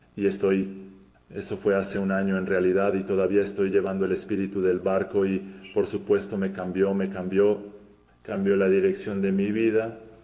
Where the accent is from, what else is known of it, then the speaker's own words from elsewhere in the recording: Podgorica, Montenegro; Spanish is a second language; soy de Podgorica, Montenegro